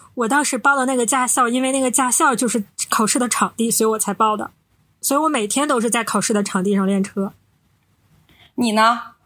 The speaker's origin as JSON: {"language": "Chinese", "region": "Northeast China", "country": "China", "said": "我们是三个来自东北的 ladies"}